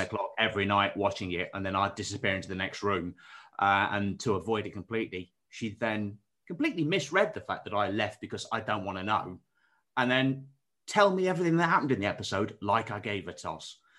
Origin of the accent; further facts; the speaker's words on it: Derbyshire, East Midlands, United Kingdom; where I'm from, so, like, deepest, darkest, um, outskirts of Derbyshire